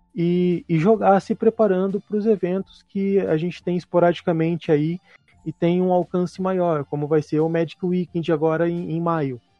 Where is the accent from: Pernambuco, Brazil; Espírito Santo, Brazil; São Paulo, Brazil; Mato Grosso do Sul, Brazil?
São Paulo, Brazil; Mogi Mirim; eu sou de, de natural de, de Mojimirim